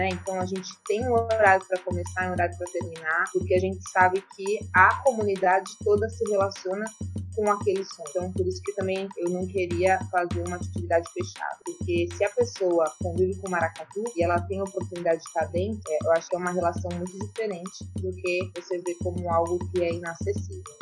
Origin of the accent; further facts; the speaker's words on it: São Paulo, Brazil; moved away as an adult; also born or lived in Recife; now in João Pessoa, Brazil; sou natural de São Paulo, estou aqui na Paraíba desde 2013.